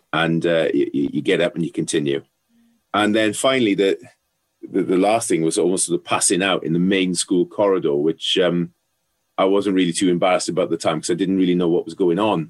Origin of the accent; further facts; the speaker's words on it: South Wales, United Kingdom; growing up in South Wales, um, rugby was a religion, still is